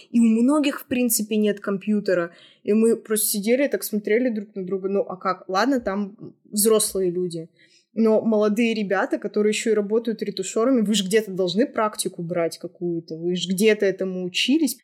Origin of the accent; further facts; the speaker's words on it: Russia; я девушка и я из России